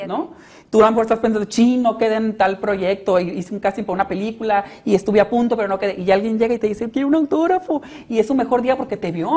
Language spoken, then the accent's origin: Spanish; Hermosillo, Sonora, Mexico; also born or lived in Mexico City; regresarme para acá para Hermosillo